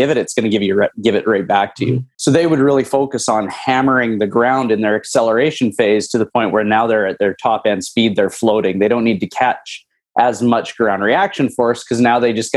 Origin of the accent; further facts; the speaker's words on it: Lucky Lake, Saskatchewan, Canada; moved away as an adult; now in South Florida, United States; I'm originally from Lucky Lake, Saskatchewan. Moved from Canada to Florida about almost 8 years ago.